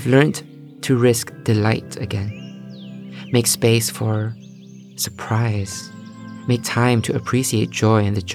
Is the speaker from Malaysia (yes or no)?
yes; Malaysia; now in London, United Kingdom; growing up in Malaysia